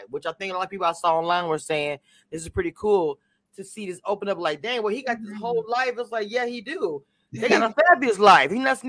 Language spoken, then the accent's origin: English; Louisiana, United States; now in Texas, United States; I am from Louisiana. Originally, I live in Texas.